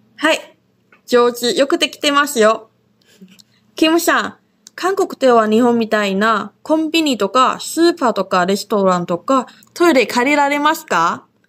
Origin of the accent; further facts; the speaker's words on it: Taiwan; now in Okinawa, Japan; 私は台湾出身で中国語担当の